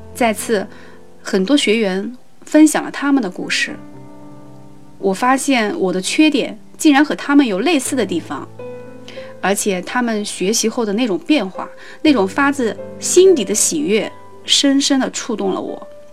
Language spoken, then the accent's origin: Chinese; Ningbo, Zhejiang, China; 我来自浙江宁波， 从事教育工作